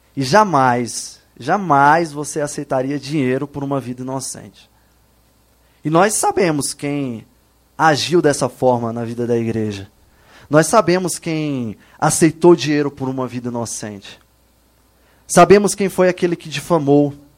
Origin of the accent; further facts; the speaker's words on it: Bahia, Brazil; Eu sou da Bahia, tá, pessoal? Sou baiano